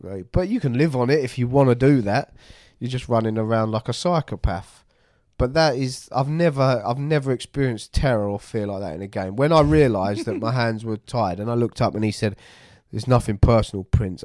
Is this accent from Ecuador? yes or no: no; United Kingdom; near London